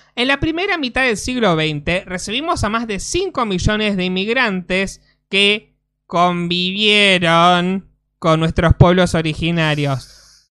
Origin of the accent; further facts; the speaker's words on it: Argentina; somos argentinos